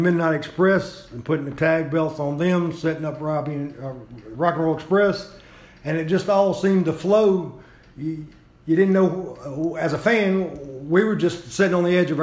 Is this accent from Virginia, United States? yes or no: no; Greenville, Mississippi, United States; I grew up in Greenville, Mississippi